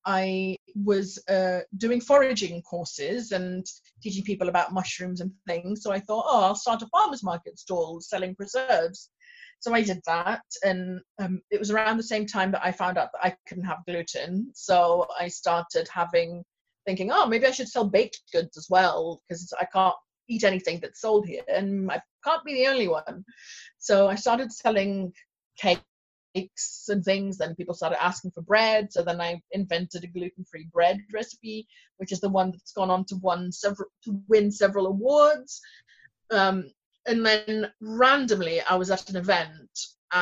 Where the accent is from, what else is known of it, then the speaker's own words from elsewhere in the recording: Kenya; moved away as an adult; now in Leeds, United Kingdom; I come from Kenya. I was born there and then I came to the UK to do my undergraduate. That was in 2002